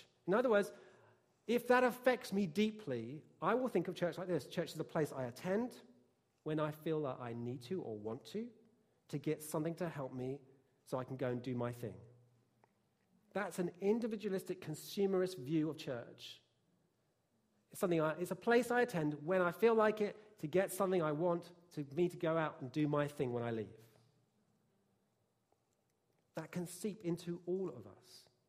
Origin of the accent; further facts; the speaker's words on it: England, United Kingdom; it's definitely true growing up in England.